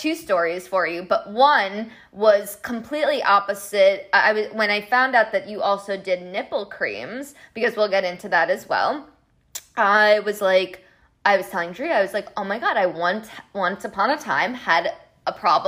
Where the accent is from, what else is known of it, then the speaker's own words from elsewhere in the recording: Colombia; soy de Colombia